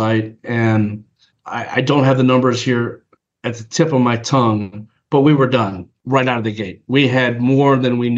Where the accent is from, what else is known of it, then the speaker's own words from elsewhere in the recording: New Orleans, Louisiana, United States; born and raised in New Orleans